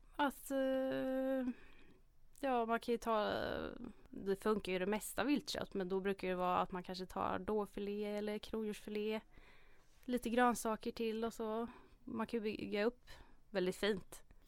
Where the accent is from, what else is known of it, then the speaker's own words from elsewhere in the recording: Hjortkvarn, Örebro County, Sweden; Jag är uppväxt i Hjortkvarn, ligger utanför Örebro